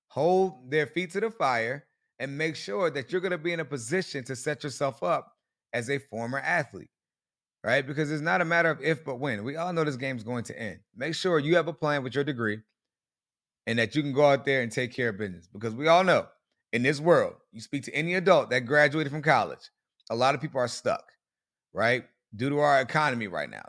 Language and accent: English; Colonial Beach, Virginia, United States; moved away as an adult; also born or lived in Fredericksburg, Virginia / College Park, Maryland; I grew up in Colonial Beach, Virginia, lived up in Fredericksburg